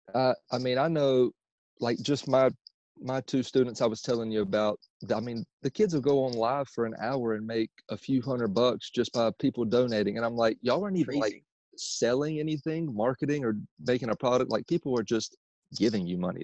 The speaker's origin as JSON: {"language": "English", "town": "Myrtle Beach", "region": "South Carolina", "country": "United States", "moved": "yes", "lives_now": "Charlotte, United States", "said": "I'm originally from uh, Myrtle Beach, South Carolina, but I currently live in Charlotte, North Carolina"}